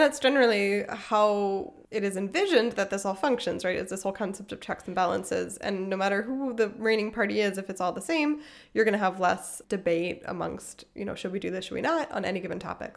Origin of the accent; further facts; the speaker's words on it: Pennsylvania, United States; moved away; also born or lived in South Carolina / Illinois; I'm from Pennsylvania, which is a swing state, and I was living in first South Carolina and then Illinois